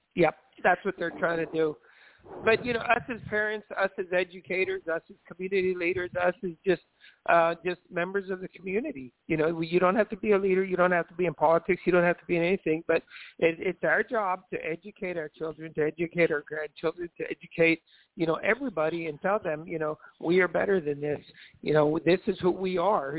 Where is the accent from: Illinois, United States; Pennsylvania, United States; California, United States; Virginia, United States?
Illinois, United States; Onarga; we grew up in Onarga, Illinois